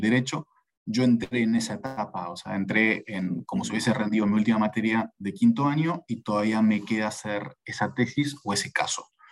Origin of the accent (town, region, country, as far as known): Argentina; moved away as an adult; also born or lived in Barcelona, Spain; now in Lima, Peru